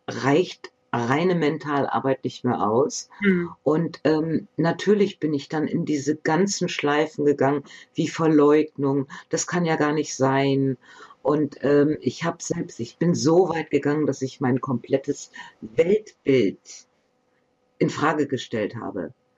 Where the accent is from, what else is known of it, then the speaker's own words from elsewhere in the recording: Bremen, Germany; moved away; also born or lived in Northern Germany; Ich bin hier geboren. Ich komme gebürtig aus Bremen, und wir sind dann halt noch etwas weiter raus in den Norden gezogen, um hier zu leben.